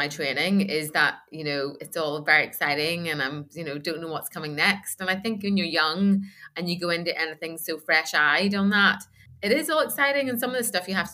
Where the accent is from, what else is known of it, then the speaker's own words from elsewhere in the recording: Northern Ireland, United Kingdom; moved away as an adult; I grew up in a little town in Northern Ireland, which was about 13 miles from Belfast